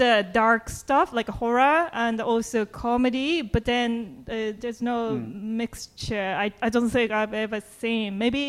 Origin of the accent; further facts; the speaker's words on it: Japan; English is a second language; moved away as an adult; now in United Kingdom; I'm from Japan, and I do stand-up comedy in the UK.